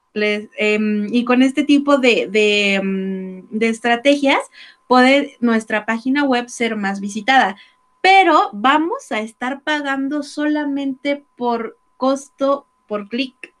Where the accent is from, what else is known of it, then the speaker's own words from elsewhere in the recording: Mexico; cómo somos los mexicanos